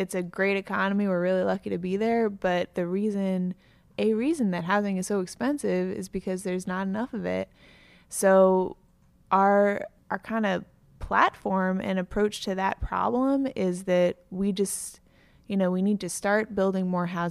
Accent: Cambridge, Massachusetts, United States; moved away as an adult; also born or lived in Somerville; now in Brighton, United States; I grew up in Cambridge

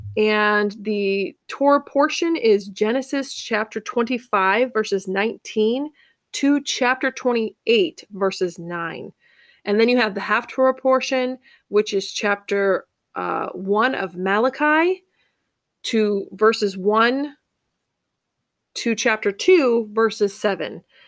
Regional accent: Cape Cod, Massachusetts, United States; I grew up on Cape Cod, Massachusetts.

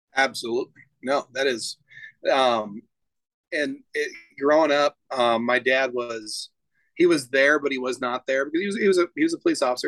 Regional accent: Klamath Falls, Oregon, United States; also born or lived in Keno, Oregon; now in Boise, United States; I grew up in Southern Oregon, um, in a town called Klamath Falls, and a little tiny town outside of Klamath called Keno, Oregon

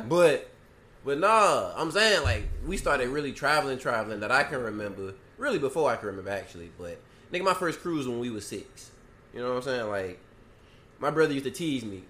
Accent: Garden City, Georgia, United States; where we from, from Garden City

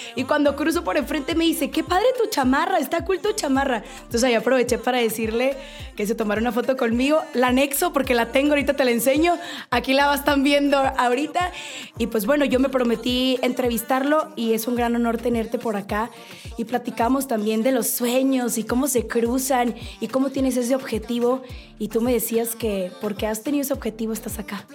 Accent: Mexico; un paisano mío, con el Karim León

